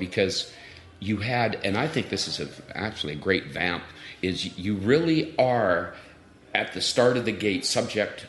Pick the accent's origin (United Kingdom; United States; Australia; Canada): Canada; Vancouver, British Columbia; I grew up in East Vancouver